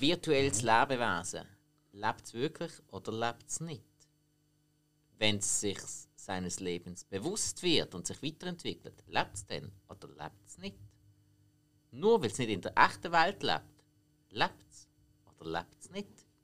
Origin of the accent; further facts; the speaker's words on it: Switzerland; bei uns in der Schweiz